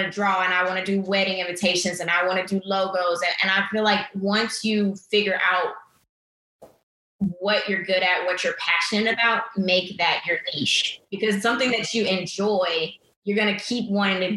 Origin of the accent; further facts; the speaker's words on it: Atlanta, Georgia, United States; moved away as an adult; now in Houston, United States; I grew up in Atlanta